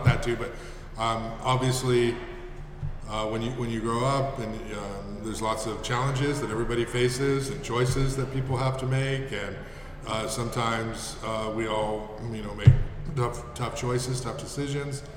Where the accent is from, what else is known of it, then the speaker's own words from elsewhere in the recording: Goleta, California, United States; I grew up in Goleta